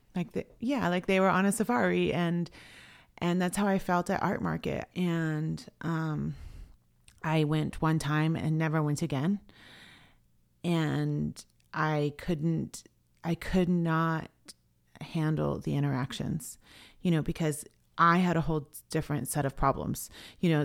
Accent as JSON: {"language": "English", "area": "Swinomish and Tulalip", "region": "Washington", "country": "United States", "said": "I was from Swinomish and Tulalip"}